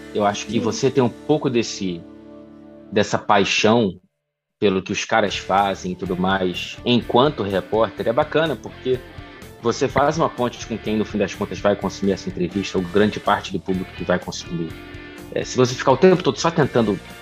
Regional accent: Brazil; moved away as an adult; now in Manchester, United Kingdom; enquanto brasileiro

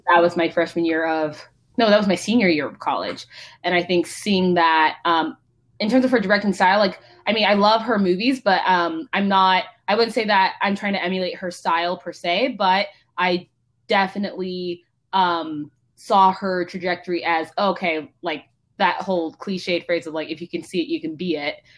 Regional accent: Palo Alto, California, United States; also born or lived in Mountain View / Santa Clara; I was born at Stanford. Um, grew up in basically Palo Alto, Mountain View

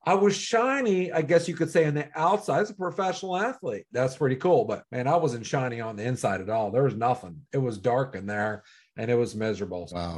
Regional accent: Cincinnati, Ohio, United States; also born or lived in Pittsburgh; I was born in Pittsburgh. I was raised in Cincinnati

